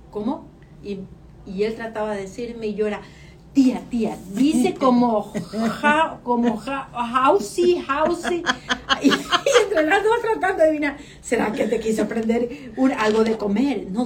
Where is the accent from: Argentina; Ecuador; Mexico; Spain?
Ecuador; moved away as an adult; now in United States; Soy ecuatoriana, no venezolana.